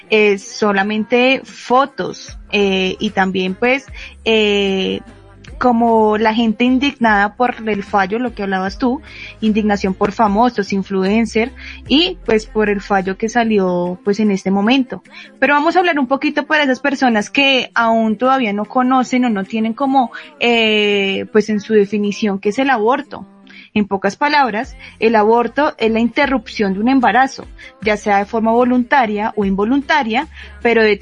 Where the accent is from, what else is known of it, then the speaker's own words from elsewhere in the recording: Colombia; pues somos de Colombia.